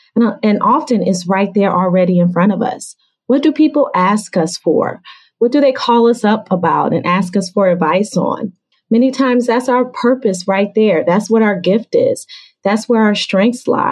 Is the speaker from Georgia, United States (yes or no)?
yes; Atlanta, Georgia, United States; now in Washington, D.C., United States; I'm originally from Atlanta, Georgia, but I live in the Washington, D.C. area.